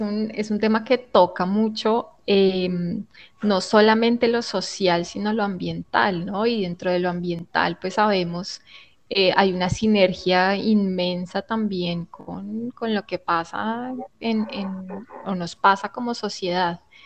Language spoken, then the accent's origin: Spanish; Colombia; nosotros como colombianos